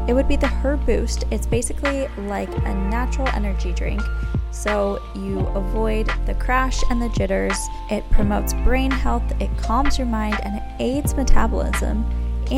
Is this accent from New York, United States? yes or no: yes; New York area, United States; I am from the New York area